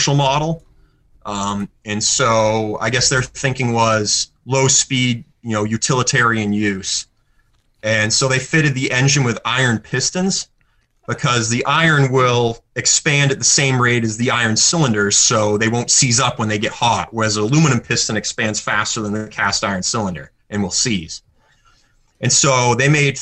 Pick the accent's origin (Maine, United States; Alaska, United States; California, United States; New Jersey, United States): Maine, United States; moved away as an adult; also born or lived in Massachusetts; the mortgage for my 3,000 square foot shop that I live in Maine